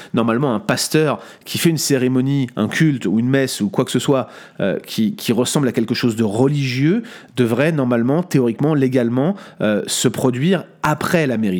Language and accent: French; France; en tant que bon français